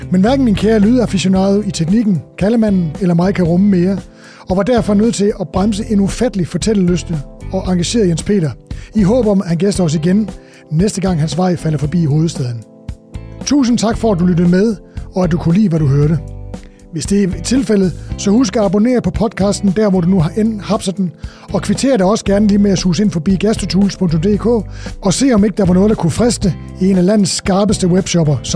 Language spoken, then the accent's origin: Danish; Tønder, Southern Denmark, Denmark; jeg kommer fra Tønder.